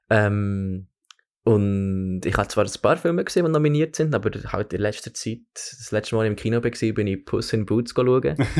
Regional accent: Bern, Switzerland; moved away as an adult; also born or lived in Oxford; now in London, United Kingdom; ich bin, ich bin in Bern aufgewachsen, habe aber mit dreieinhalbjährig ähm, ein Jahr in, in Oxford verbracht

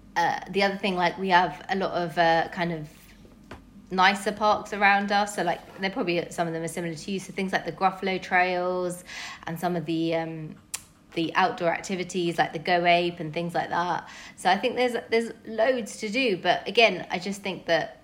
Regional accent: London, United Kingdom; As a Londoner

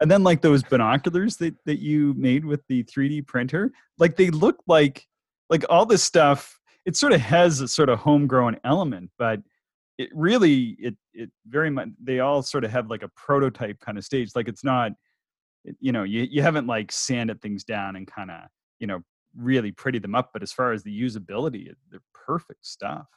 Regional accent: the Maritimes, Canada; I'm from the Maritimes and it's cloudy there much of the time

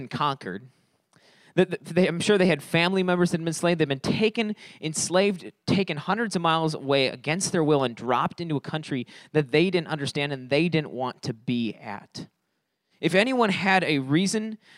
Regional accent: Fond du Lac, Wisconsin, United States; moved away as an adult; now in Beloit, United States; we're from Fond du Lac. We're from up north

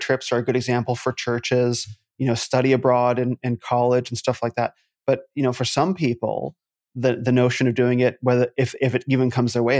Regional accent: United States; also born or lived in New Zealand / California

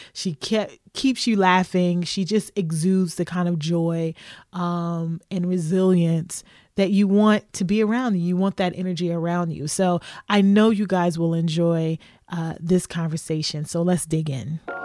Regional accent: Louisville, Kentucky, United States; moved away as an adult; also born or lived in Lexington, Kentucky / Chicago; Kentucky, whether it was Lexington for college or Louisville, my hometown, was familiar

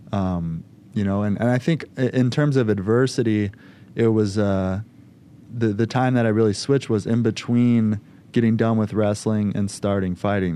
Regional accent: Schiller Park, Illinois, United States; born and raised in Schiller Park, Illinois, so right by O'Hare Airport

